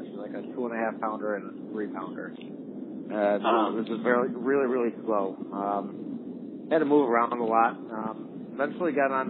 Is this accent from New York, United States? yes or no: yes; Grand Island, New York, United States; also born or lived in Plattsburgh; Born and raised right here in Grand Island